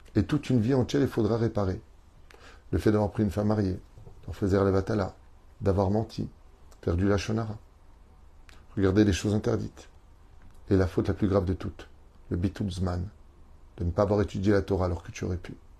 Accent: Tunisia; en tant que Tunisien

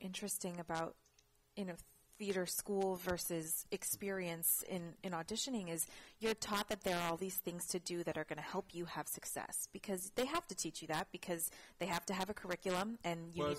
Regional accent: Bay Area, California, United States; I grew up in the Bay Area.

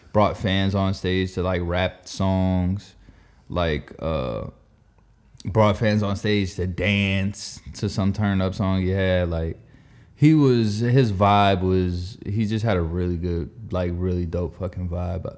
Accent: the South, United States; we're from the South

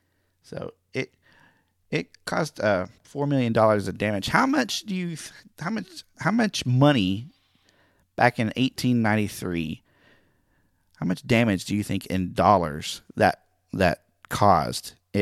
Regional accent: Oklahoma, United States; I'm from Oklahoma, so I know that. We always did land runs on that day. Growing up in school, we did the mock land runs, which is really fun.

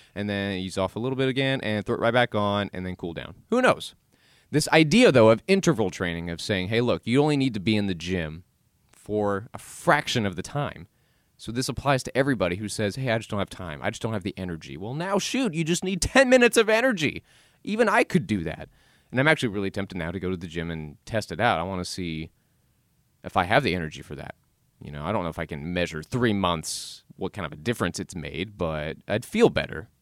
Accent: the South, United States; I was born and raised in the South

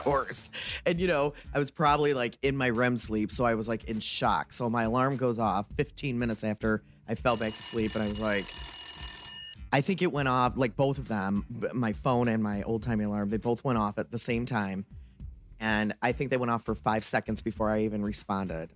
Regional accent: Texas, United States; me being born and raised in Texas

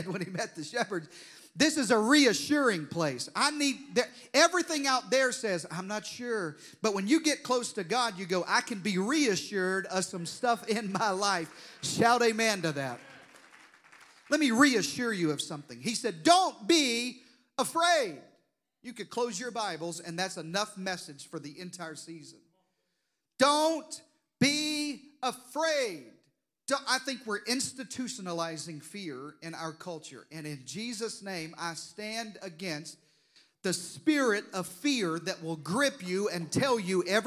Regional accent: Deep South, United States; I grew up in the Deep South, if you hadn't noticed from the accent

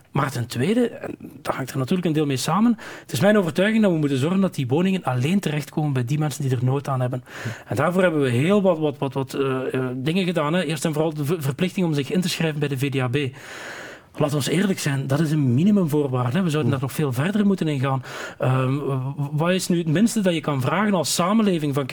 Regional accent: Flanders, Belgium; Veel meer dat erfgoed als weergave van wie wij zijn als Vlamingen. Ja. We hebben heel veel soorten erfgoed in Vlaanderen.

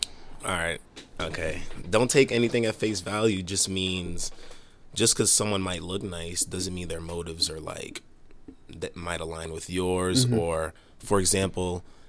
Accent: Haiti; now in Boston, United States; I'm not even from here. I'm from Haiti originally.

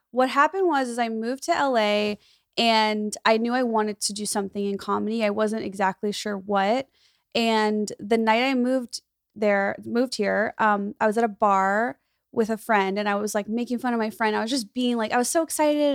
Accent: Skokie, Illinois, United States; moved away as an adult; now in Los Angeles, United States; my hometown, Skokie, where I grew up, s, it's a suburb of Chicago

